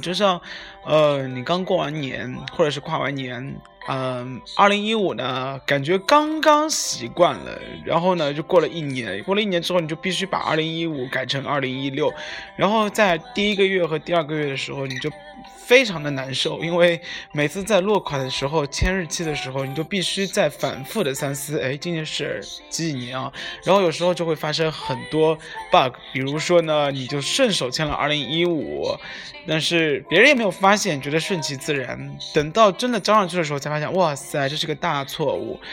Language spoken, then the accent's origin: Chinese; Shanghai, China; 我是上海人